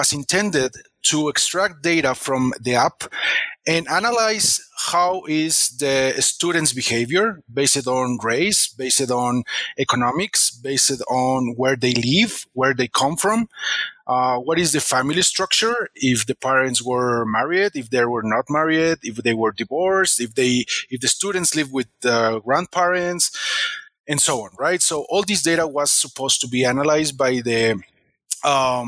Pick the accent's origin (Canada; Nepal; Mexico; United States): Mexico; I'm from Mexico